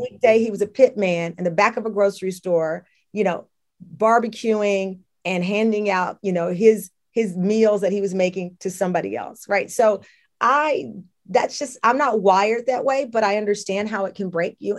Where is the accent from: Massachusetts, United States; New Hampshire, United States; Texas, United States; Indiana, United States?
Texas, United States; Luling; growing up in Luling, Texas